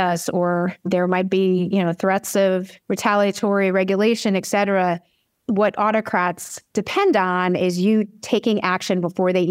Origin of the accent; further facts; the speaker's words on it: New York, United States; I'm a New Yorker